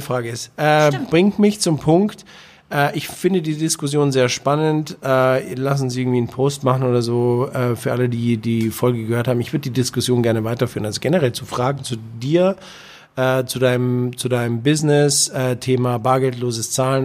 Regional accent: Bavaria, Germany; ich bin Bayer

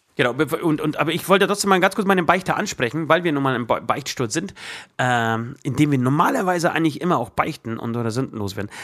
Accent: Poland; German is a second language; moved away; ich aus Polen komme.

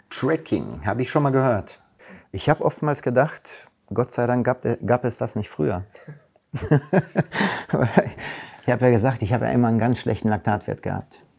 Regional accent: Recklinghausen, North Rhine-Westphalia, Germany; aber meine Heimat ist natürlich Recklinghausen. Da bin ich groß geworden. Da habe ich immer noch meinen besten Freund aus, äh, aus meinem ersten Verein Blau-Weiß-Post Recklinghausen.

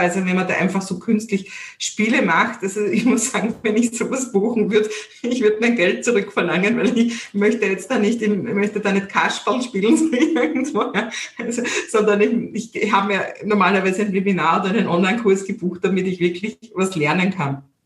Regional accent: Vienna, Austria; accent: Viennese; meinen Wiener Dialekt

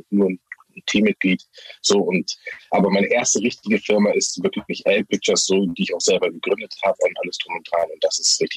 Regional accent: Harburg, Hamburg, Germany; ich bin aus Harburg. Harburg ist so ein bisschen ein Brennpunkt

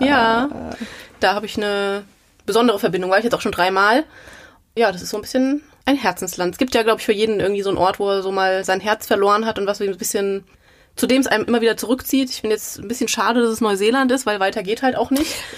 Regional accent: Gelnhausen, Hesse, Germany; moved away as an adult; also born or lived in Frankfurt; now in Mainz, Germany; Ursprünglich komme ich eher aus Osthessen. Also ich komme aus Gelnhausen

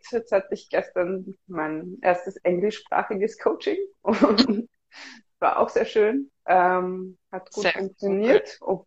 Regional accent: Vienna, Austria; moved away as an adult; now in Berlin, Germany; Ich komme ursprünglich aus Wien. Ich lebe jetzt seit einem Jahr in Berlin.

